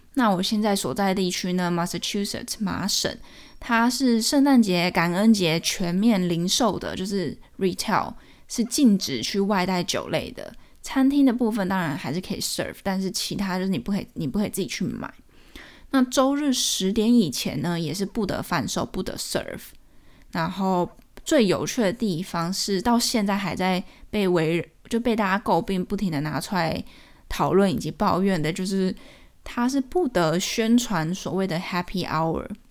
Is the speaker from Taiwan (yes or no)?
yes; Taiwan; now in United States; 我们台湾人看了觉得很奇怪、很歪头